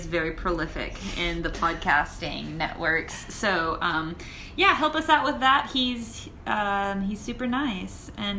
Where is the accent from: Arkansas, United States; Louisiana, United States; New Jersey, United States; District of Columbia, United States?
Arkansas, United States; moved away as an adult; now in Santiago, Chile; Well, I am from Arkansas, the United States, from Arkansas, which is the southern United States.